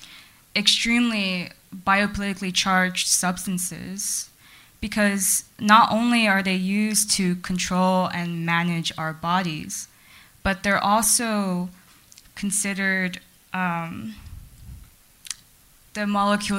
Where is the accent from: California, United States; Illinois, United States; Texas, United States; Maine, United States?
California, United States; Los Angeles; I'm a Chinese American, born and raised in Los Angeles